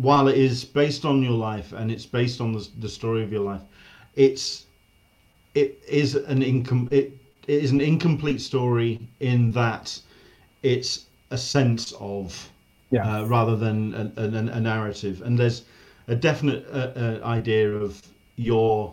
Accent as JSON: {"language": "English", "country": "United Kingdom", "said": "for a Brit"}